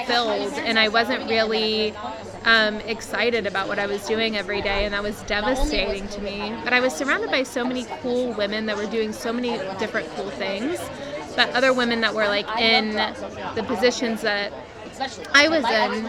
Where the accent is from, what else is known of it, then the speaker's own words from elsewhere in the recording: Texas, United States; now in Los Angeles, United States; I'm from Texas originally. And whenever I first moved out here